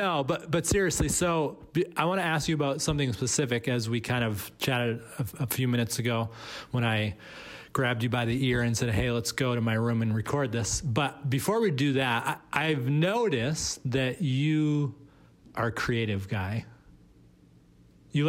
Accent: Boston, Massachusetts, United States; Boston, which is my hometown

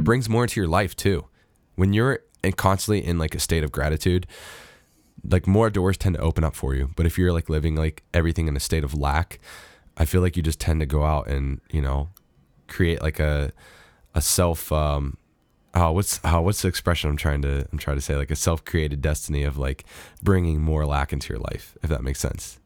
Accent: United States; as an American

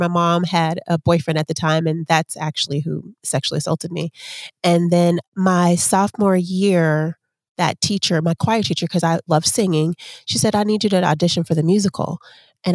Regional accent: Chicago, Illinois, United States; also born or lived in Atlanta / Texas; Then my mom moved to Texas. So we threw Texas in there. So basically I was raised in Chicago, Atlanta, and Texas.

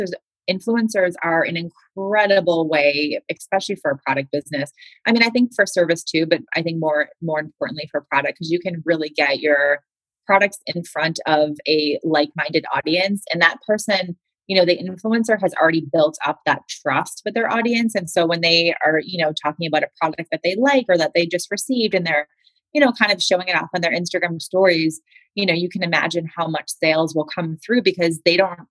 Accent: Boston, Massachusetts, United States; I'm a Northeaster too. I'm from Boston.

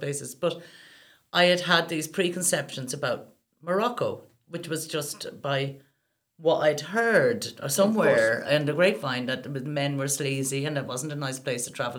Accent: Ireland; I grew up in Ireland where, you know, until the late 80s, women didn't have a right to divorce

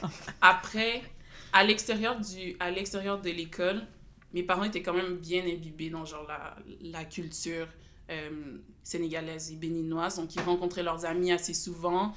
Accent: Gatineau, Quebec, Canada; je suis née à Gatineau, l'hôpital de Gatineau

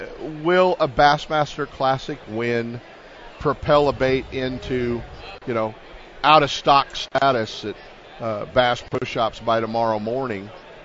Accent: Richmond, Virginia, United States; Man, I grew up in Fairfield, Richmond. I grew up in a tough neighborhood.

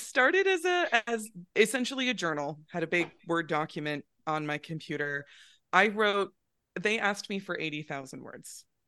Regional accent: Northern California, United States; I grew up in Northern California

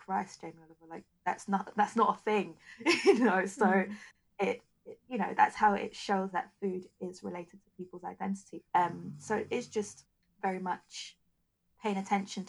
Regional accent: United Kingdom; I'm a British-born Nigerian, so I have a slightly different culture to a Nigerian-born Nigerian.

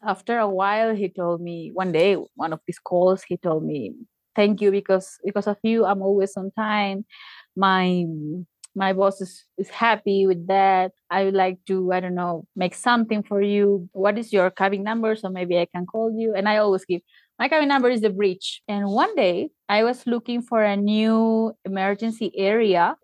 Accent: Tacna, Peru; English is a second language; now in Arequipa, Peru; I am from Tacna, which is in the border with Chile in the south

